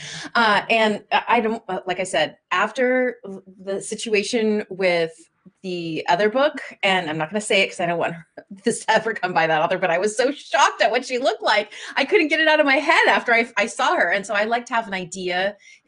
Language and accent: English; Minnesota, United States; I grew up, I was born in Minnesota